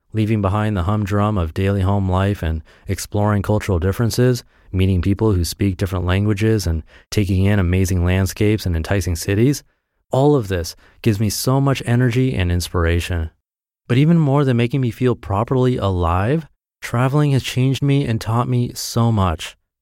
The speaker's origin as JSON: {"language": "English", "town": "Perth", "region": "Western Australia", "country": "Australia", "tie": "born or raised there", "also_born_or_lived": "Japan", "moved": "as an adult", "said": "I grew up in Perth, Western Australia"}